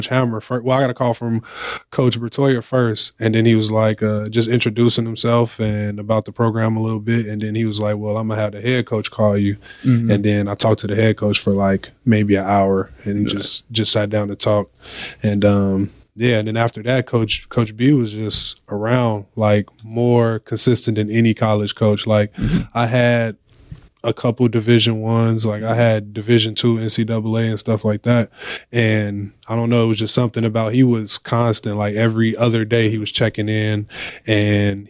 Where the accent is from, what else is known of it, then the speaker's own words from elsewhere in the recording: Chicago, Illinois, United States; also born or lived in West Side, Chicago; I'm actually from the South Side